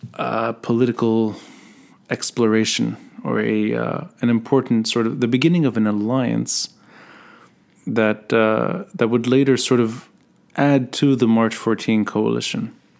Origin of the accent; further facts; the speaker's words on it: Beirut, Beirut Governorate, Lebanon; I grew up in Talat al-Khayat